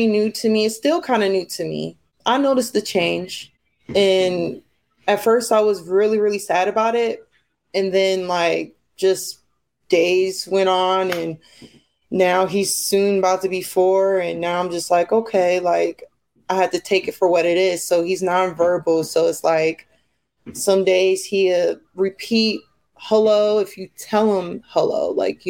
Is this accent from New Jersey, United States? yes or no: yes; New Jersey, United States; now in Minnesota, United States; I'm originally from New Jersey, so I've been in Minnesota for a while